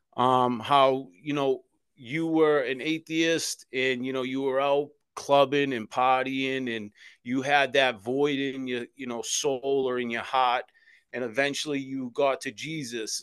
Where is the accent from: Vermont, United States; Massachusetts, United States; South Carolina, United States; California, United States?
Massachusetts, United States; Boston; I was born and raised in South Boston, Massachusetts, in the Old Colony Projects